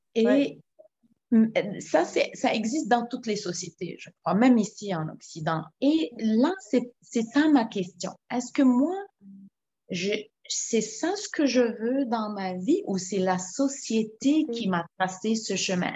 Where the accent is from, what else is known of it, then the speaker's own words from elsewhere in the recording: Lebanon; now in Quebec, Canada; en tant que Libanaise